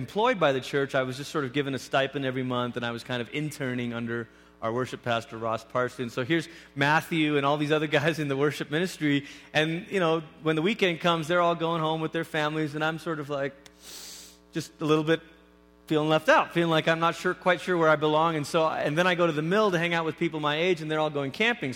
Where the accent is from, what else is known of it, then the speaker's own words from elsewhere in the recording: Malaysia; moved away as an adult; also born or lived in Oregon / Oklahoma; now in Colorado, United States; I grew up in Malaysia